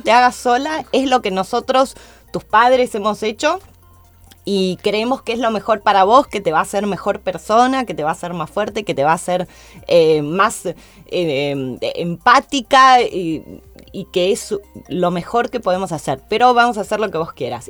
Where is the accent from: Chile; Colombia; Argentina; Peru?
Argentina; Soy la única argentina en formar parte de su equipo en Estados Unidos